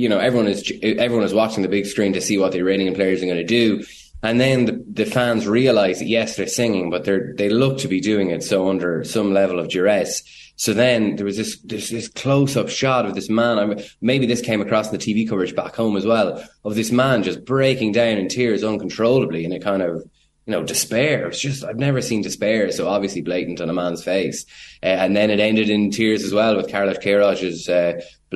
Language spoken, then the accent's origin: English; Ireland; an Irish journalist